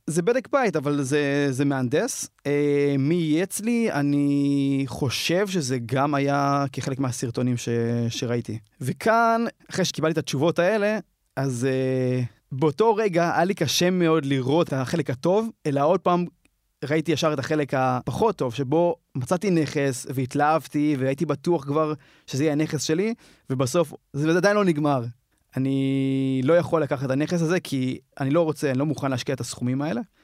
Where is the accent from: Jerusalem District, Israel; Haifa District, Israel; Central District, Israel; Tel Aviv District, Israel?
Tel Aviv District, Israel; Ramat HaSharon; אני מתל אביב וגדלתי ברמת השרון